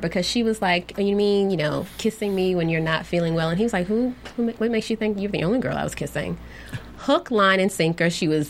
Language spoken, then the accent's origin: English; Georgia, United States; born or raised there